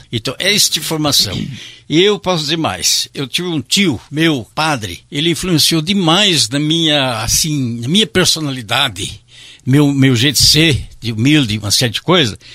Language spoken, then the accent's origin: Portuguese; Criciúma, Santa Catarina, Brazil; eu fiz na minha cidade natal, que era num município de Criciúma, local, uma colonização alemã